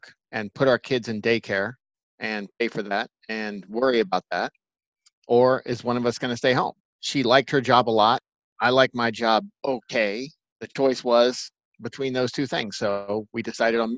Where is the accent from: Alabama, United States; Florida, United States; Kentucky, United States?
Florida, United States; St. Petersburg; also born or lived in Valrico, Florida; Where I grew up is St. Petersburg in Florida. It's a little town on the west coast of Florida, west of Tampa.